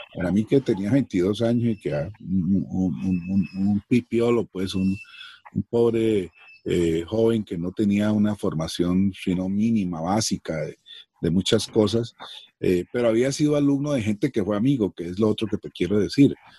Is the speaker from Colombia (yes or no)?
yes; Cali, Valle del Cauca, Colombia; also born or lived in Sonsón, Antioquia; Yo soy de origen antioqueño, nacido en Cali, pero mi papá y mis abuelos venían de Sonsón, de esa colonización antioqueña